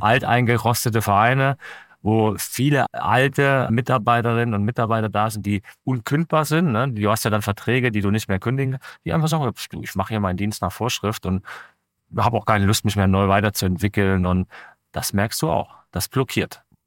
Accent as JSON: {"language": "German", "town": "Leipzig", "region": "Saxony", "country": "Germany", "said": "ich bin Leipziger"}